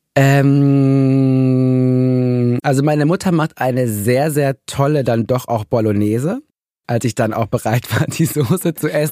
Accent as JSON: {"language": "German", "area": "Ruhr area", "region": "North Rhine-Westphalia", "country": "Germany", "tie": "born or raised there", "said": "Ich komme ja auch aus dem Ruhrgebiet"}